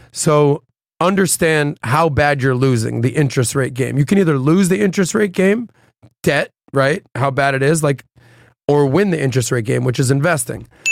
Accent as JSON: {"language": "English", "town": "Miami", "region": "Florida", "country": "United States", "tie": "born or raised there", "said": "being born and raised in Miami"}